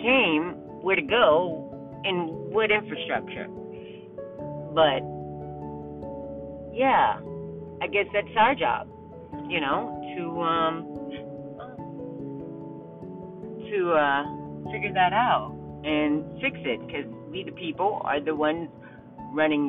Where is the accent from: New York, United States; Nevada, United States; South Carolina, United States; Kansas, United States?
Kansas, United States; moved away; I grew up in Kansas